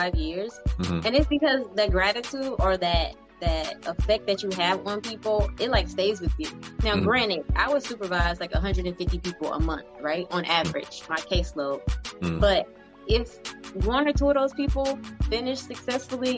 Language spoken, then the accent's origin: English; Houston, Texas, United States; Born and raised in Houston, Texas.